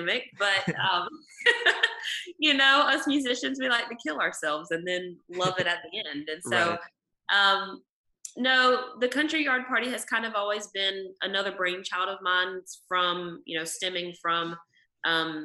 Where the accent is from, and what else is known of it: North Carolina, United States; born or raised there; also born or lived in Nashville, Tennessee